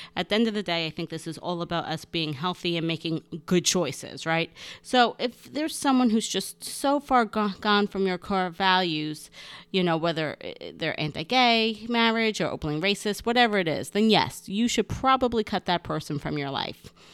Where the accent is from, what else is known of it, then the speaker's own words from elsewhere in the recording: North Bergen, New Jersey, United States; my hometown of North Bergen, New Jersey, and school where I grew up was wonderful.